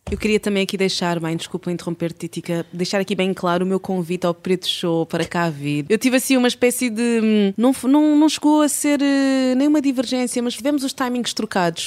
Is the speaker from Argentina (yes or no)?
no; Cabinda, Angola; moved away; a cidade onde eu nasci, algo assim. Uhum. em Cabinda.